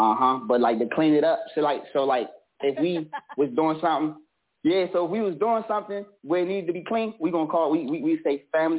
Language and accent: English; Washington, District of Columbia, United States; I'm from Washington, D.C., South Side, you know. The trenches.